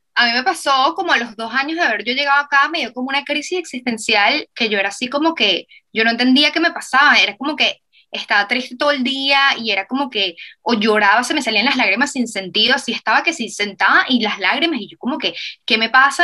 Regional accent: Venezuela; moved away; nosotros venimos de Venezuela, que era un país que estaba como que súper destruido

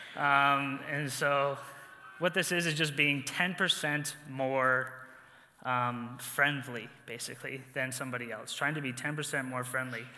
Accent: New Brunswick, Canada; moved away as an adult; now in Edmonton, Canada; I'm from New Brunswick, and I've been exiled to the prairies

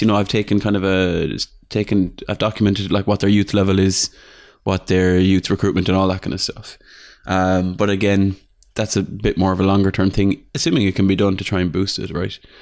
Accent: Ireland; I'm from Ireland.

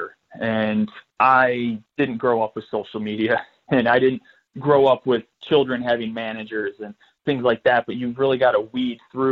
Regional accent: Chicago, Illinois, United States; moved away as an adult; also born or lived in Denver, Colorado; now in Seattle, United States; we grew up in Chicago, so most of our family's still out there

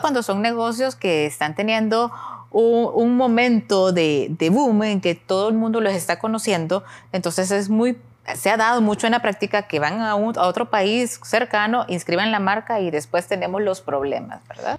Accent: El Salvador

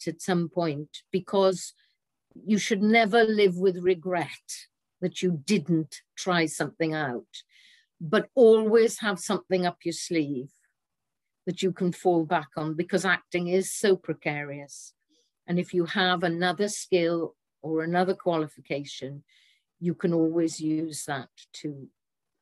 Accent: Swansea, Wales, United Kingdom; accent: Welsh; I come from Swansea, which is the birthplace of Dylan Thomas, who I believe is one of the greatest of the 20th century poets writing in English. And living in Swansea and growing up in Swansea

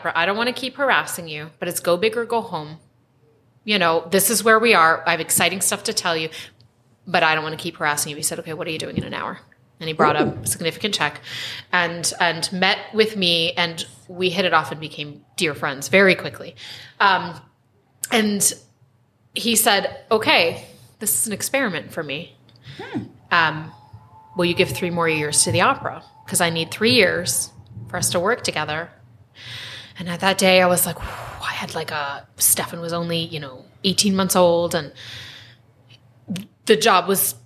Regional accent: East Coast, United States; moved away as an adult; now in Spokane, United States; I'm actually from the East Coast. And I forget, and we have been here for 14 years, and it's home.

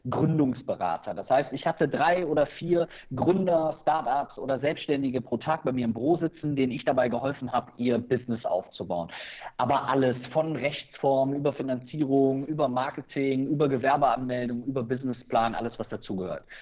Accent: Germany; ich habe in den Niederlanden studiert, ich bin hier direkt an der Grenze zu den Niederlanden aufgewachsen

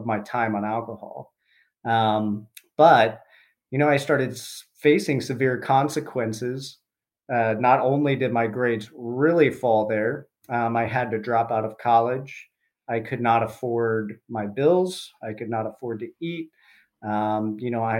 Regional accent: Columbus, Ohio, United States; I grew up in Columbus, Ohio

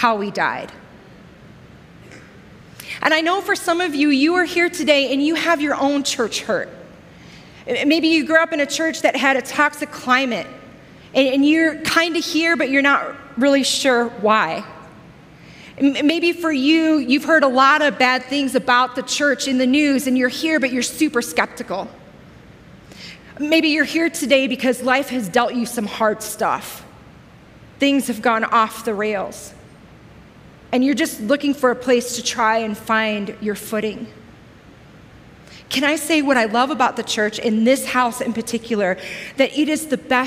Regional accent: Joliet, Illinois, United States; a small inner city church where I grew up in Joliet, Illinois, south of Chicago

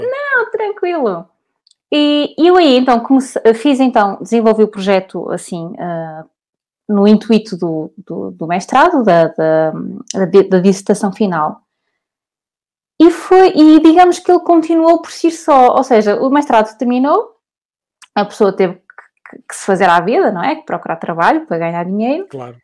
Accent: Porto, Norte, Portugal; Eu sou do Porto

